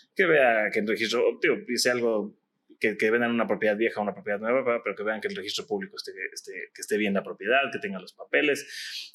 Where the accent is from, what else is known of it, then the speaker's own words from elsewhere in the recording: Mexico; como mexicanos